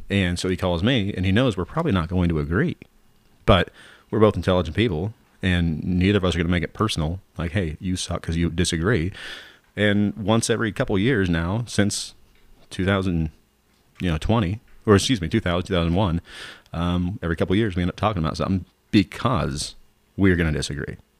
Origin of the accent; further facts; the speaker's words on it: Southern Oregon, United States; Southern Oregon people are trying to really, truly be Southern Oregon people